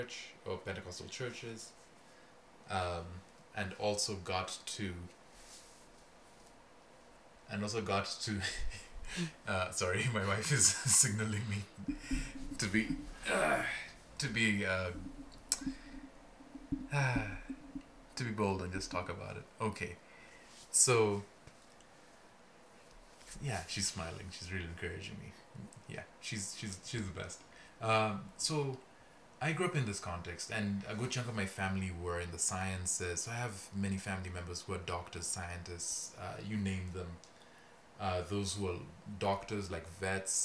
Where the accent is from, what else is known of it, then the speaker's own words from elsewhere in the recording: Kenya; moved away; I'm from Kenya, out east, so out by the Horn of Africa, in a wonderful little country known as Kenya. I grew up, was born there, grew up there